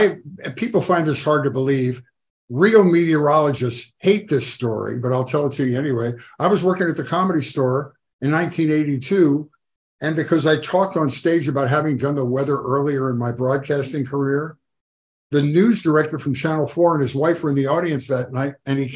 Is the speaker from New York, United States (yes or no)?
yes; Buffalo, New York, United States; I came out here from Buffalo, New York, where Weezy's from, to do stand-up.